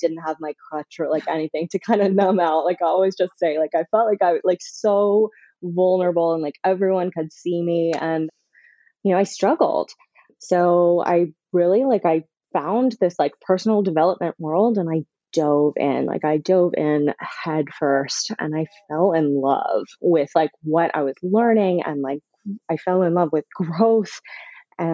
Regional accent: Canada; moved away as an adult; also born or lived in South Florida; now in Florida, United States; I'm from Canada originally, but I've been living in South Florida for about 5 years

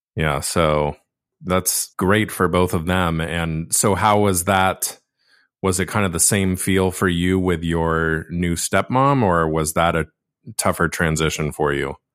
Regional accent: Laguna Beach, California, United States; I'm born and raised from Laguna Beach

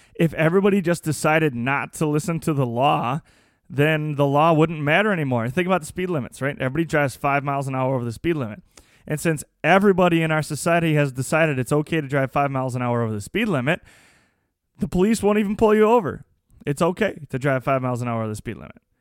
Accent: United States; As the American people

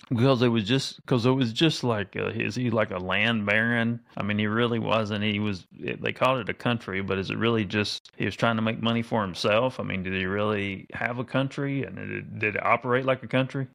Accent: North Carolina, United States; I was born in North Carolina

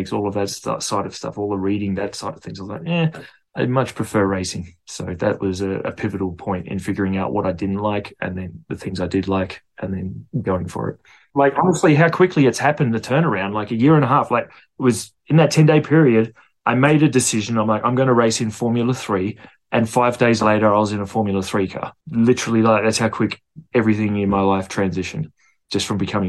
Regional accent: Perth, Western Australia, Australia; I'm from Perth, Australia

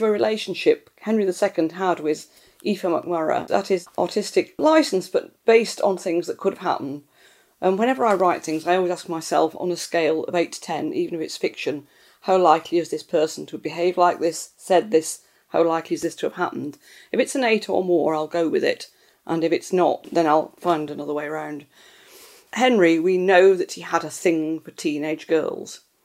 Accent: Scotland, United Kingdom; I grew up in Scotland

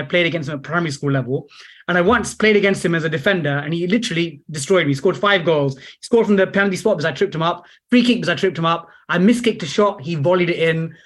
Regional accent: London, United Kingdom; I'm from East Ham in the London Borough of Newham.

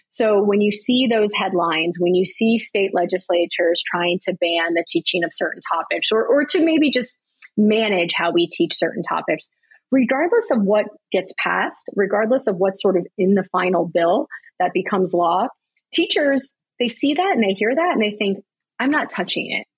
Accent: Broward County, Florida, United States; I grew up in Broward County, Florida

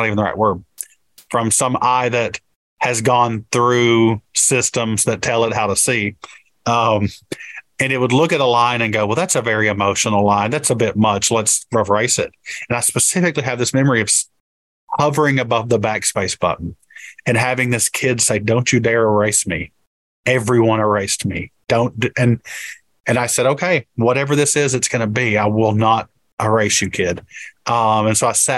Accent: Appalachia, Kentucky, United States; thinking more about myself as an Appalachian

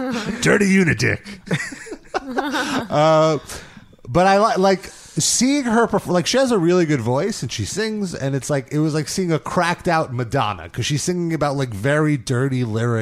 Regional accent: United Kingdom; So I find, like, so I'm British.

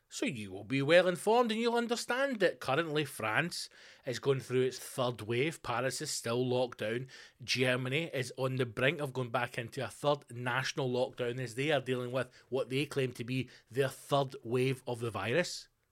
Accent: Scotland, United Kingdom; in Scotland, our one percent is not the issue

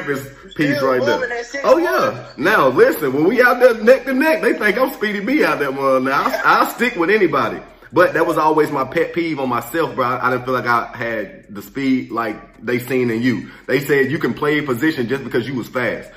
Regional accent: the South, United States; moved away as an adult; also born or lived in Nebraska; I'm just from the South

